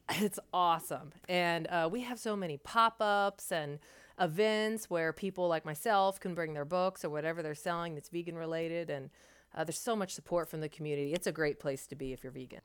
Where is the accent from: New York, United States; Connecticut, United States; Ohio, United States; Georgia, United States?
Ohio, United States; thirty minutes east of Columbus; now in Columbus, United States; in my hometown where I was actually born, it's about thirty minutes east of Columbus